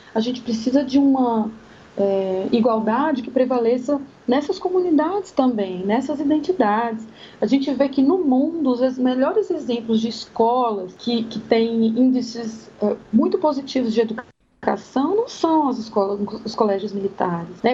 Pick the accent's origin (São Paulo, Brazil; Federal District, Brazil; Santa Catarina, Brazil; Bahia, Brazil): Federal District, Brazil; Sobradinho; Sobradinho, que é a região onde eu cresci